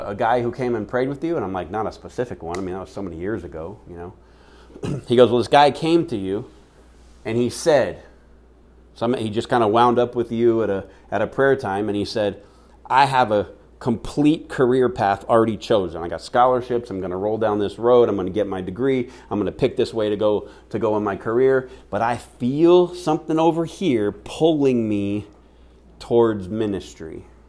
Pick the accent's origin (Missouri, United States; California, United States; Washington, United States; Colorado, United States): Washington, United States; Seattle; now in Phoenix, United States; my hometown of Seattle, Washington